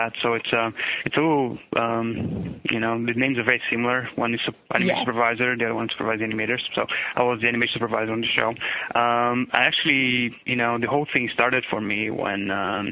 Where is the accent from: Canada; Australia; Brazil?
Brazil; São Paulo; English is a second language; moved away as an adult; now in United States; I'm originally from Sao Paulo, Brazil. You know, I born in 72 and I lived in Brazil until 97 when then I moved to the United States